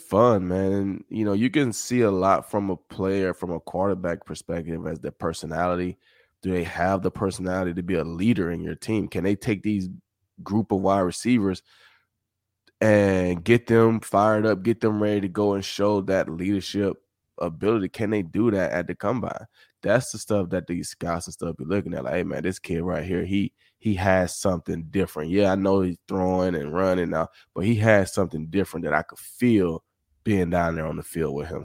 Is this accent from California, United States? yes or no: no; Summit, Mississippi, United States; moved away; I was from Summit, which is, you know, fifteen minutes